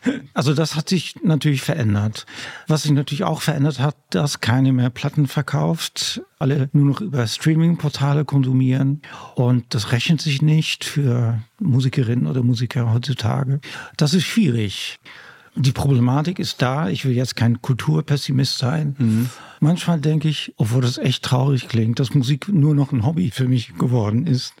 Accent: Netherlands; German is a second language; also born or lived in Germany; now in Hamburg, Germany; ich bin ja nämlich an der Küste aufgewachsen in Holland

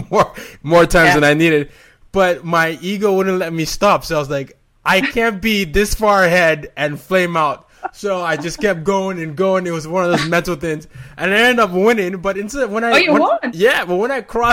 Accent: Nigeria; moved away; In Nigeria, we have something called Pidgin English

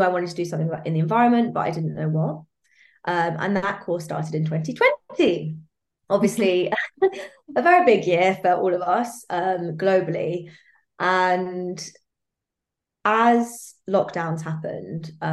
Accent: London, United Kingdom; I was born and raised in Hackney in East London, and I still live there now

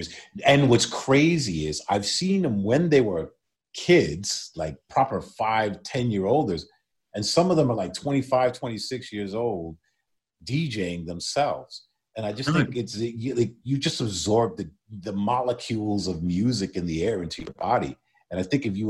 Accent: New York, United States; New York, my hometown

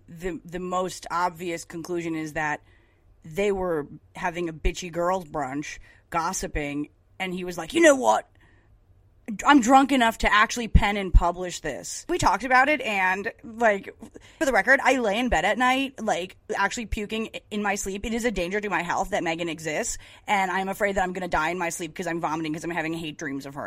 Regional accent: United States; I'm an American capitalist

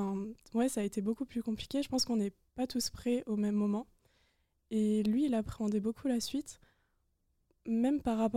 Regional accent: Strasbourg, Grand Est, France; moved away as an adult; now in Lyon, France; je viens de Strasbourg, donc j'ai fait Strasbourg-Lyon. Je suis arrivée seule.

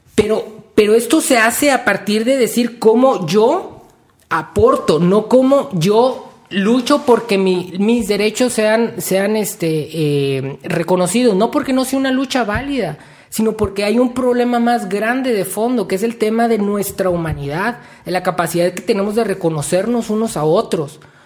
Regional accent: Mexico; lo que nos identifica como, mexicanos

